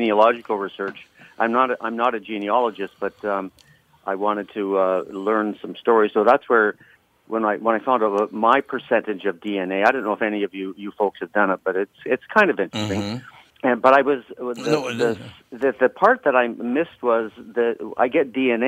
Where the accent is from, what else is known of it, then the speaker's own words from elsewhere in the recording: Canada; I'm from the north of the 60s, so I'm a Canadian